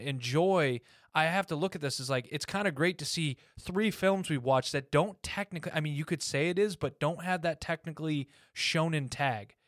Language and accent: English; United States; I was raised in America